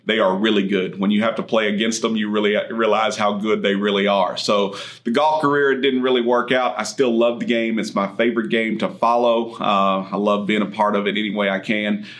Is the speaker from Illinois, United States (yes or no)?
no; Andrews, Texas, United States; was born and raised in Andrews, Texas, far west Texas, out in oil and gas country